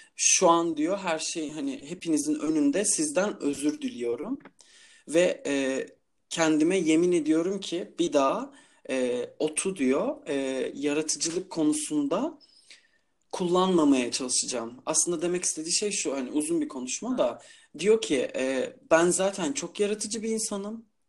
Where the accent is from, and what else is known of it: Istanbul, Turkey; also born or lived in İzmir